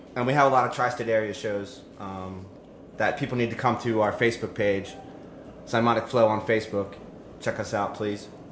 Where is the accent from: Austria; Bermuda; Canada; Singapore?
Singapore; moved away; I'm Filipino, but I grew up in Singapore